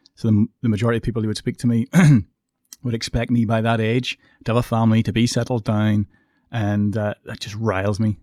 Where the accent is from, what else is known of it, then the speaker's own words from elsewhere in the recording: Coleraine, Northern Ireland, United Kingdom; I come from Coleraine, which is a relatively small town. I come from an estate.